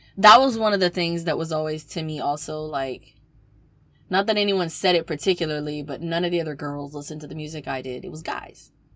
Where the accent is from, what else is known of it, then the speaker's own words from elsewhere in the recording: the South, United States; I'm from the South